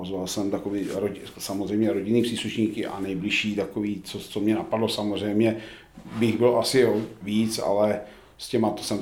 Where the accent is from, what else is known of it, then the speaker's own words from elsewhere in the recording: Jiříkov, Ústí nad Labem Region, Czechia; also born or lived in Ansdorf; Ano, narodil jsem se v Ansdorfu. Eh, bydlel jsem teda kousek od Mansdorfu ještě blíž k hranicím v eh, Jiříkově, ten samý výběžek Šluknovský.